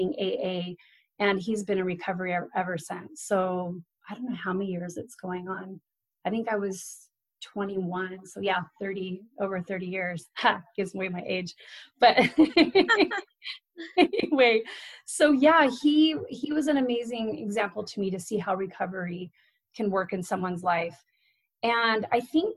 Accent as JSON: {"language": "English", "region": "Arizona", "country": "United States", "tie": "born or raised there", "said": "We were raised in Arizona"}